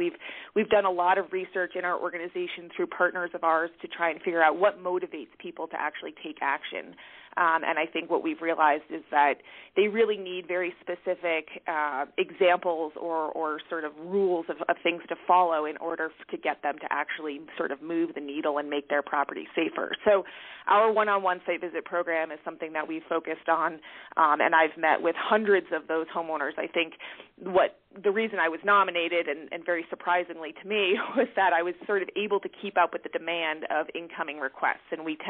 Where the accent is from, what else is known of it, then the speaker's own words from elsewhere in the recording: Northeast, United States; Like I mentioned, I come from the Northeast, and I have worked as a consulting forester with loggers up in that region. And so moving to Colorado